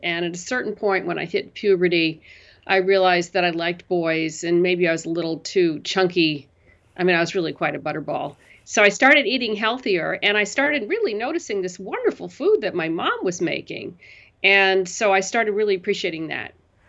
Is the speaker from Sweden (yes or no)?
no; New York City, New York, United States; Loved it. It was the best period for New York. It was, you know, it was the 60s, 70s.